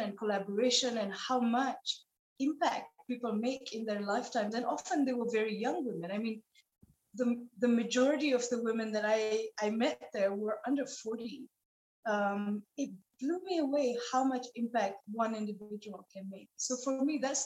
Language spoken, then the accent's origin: English; Nepal; moved away; a girl growing up in Nepal